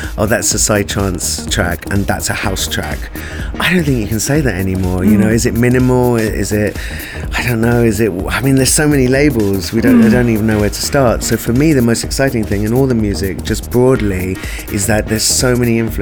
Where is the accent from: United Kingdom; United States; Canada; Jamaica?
United Kingdom; London; moved away as an adult; also born or lived in Africa; now in India; I was born in Africa, grew up in London, and went to India on a journey to kind of find my Indianness